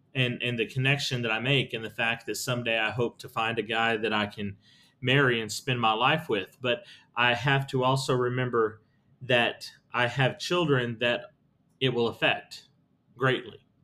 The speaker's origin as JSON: {"language": "English", "region": "Texas", "country": "United States", "said": "As a Texan, I have pride in my Texas history. The fact that we as Texans have a long history"}